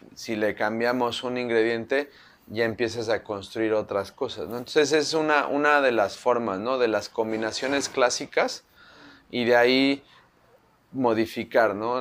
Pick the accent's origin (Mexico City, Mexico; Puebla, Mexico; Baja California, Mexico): Mexico City, Mexico; soy de la Ciudad de México, ¿no? Entonces, pues nuestra nacionalidad nos la da no el lugar donde nacemos o donde vivimos, sino los sabores con los que crecemos, ¿no? Entonces, soy chilango